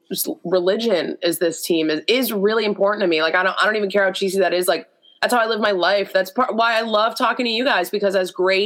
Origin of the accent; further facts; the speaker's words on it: Boston, Massachusetts, United States; moved away as an adult; now in Green Bay, United States; growing up in Boston